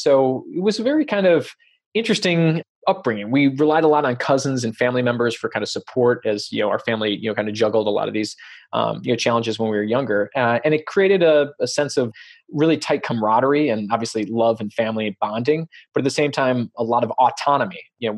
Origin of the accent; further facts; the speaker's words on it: Chicago, Illinois, United States; now in Santa Cruz, United States; I grew up in Chicago.